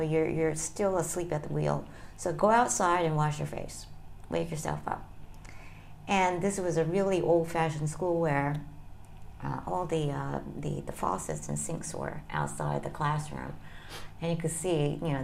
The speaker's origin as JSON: {"language": "English", "region": "North Carolina", "country": "United States", "tie": "born or raised there", "also_born_or_lived": "Kyoto, Japan / Pennsylvania", "lives_now": "Tokyo, Japan", "said": "I was born there and I spent my first years there up until I was in first grade"}